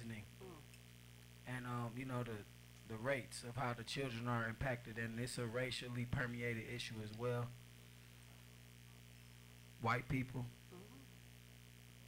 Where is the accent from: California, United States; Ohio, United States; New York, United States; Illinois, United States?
Ohio, United States; Cleveland; I'm from Cleveland. I graduated from Shaker, which is actually a diverse school.